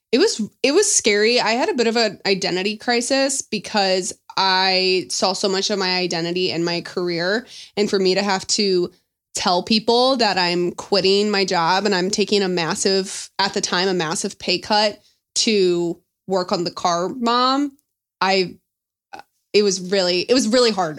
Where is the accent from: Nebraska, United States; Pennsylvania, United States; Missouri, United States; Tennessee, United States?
Missouri, United States; St. Louis; moved away as an adult; also born or lived in Dallas, Texas; we're both from St. Louis